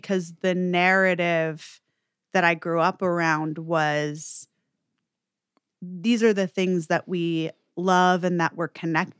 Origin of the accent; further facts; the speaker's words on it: New York, United States; So I'm from New York, born mm-hmm. and raised, and I grew up in an interesting household.